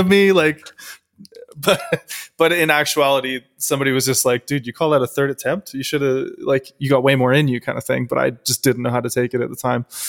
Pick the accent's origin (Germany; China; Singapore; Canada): Canada; I am a Canadian powerlifter and powerlifting coach.